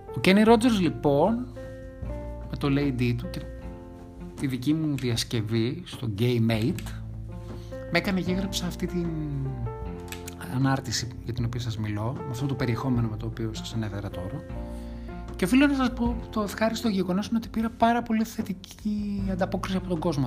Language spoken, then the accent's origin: Greek; Thessaloniki, Central Macedonia, Greece; moved away as an adult; now in Athens, Greece; Γεννήθηκα και μεγάλωσα στη Θεσσαλονίκη, καταγωγή μου είναι από την Ανατολική Ρωμιλία και από τις Σέρες, Στην Αθήνα 18 χρόνια.